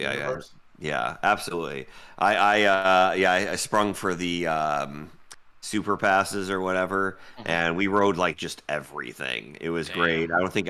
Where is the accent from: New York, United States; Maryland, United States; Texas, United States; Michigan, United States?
Michigan, United States; I'm from Michigan.